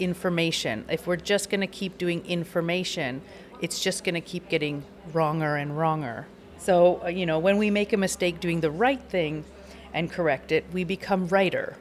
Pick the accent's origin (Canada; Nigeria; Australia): Canada; moved away as an adult; now in Finland; as a Canadian, I grew up entirely with diversity